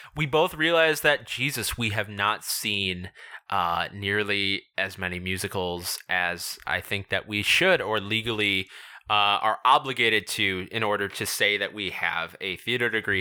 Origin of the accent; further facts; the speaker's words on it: Illinois, United States; we're both from the Midwest, we're both from Illinois